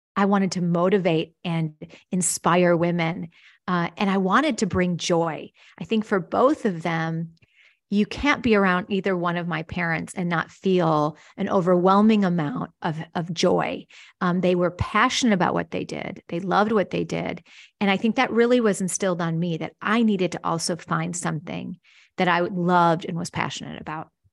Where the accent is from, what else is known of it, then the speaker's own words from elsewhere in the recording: Wisconsin, United States; I grew up in Wisconsin, actually, a little town between Milwaukee and Chicago on Lake Michigan